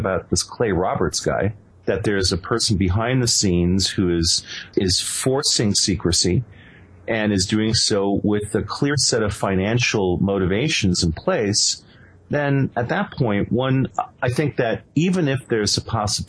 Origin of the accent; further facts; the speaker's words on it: Venezuela; I actually spent a number of years growing up in Venezuela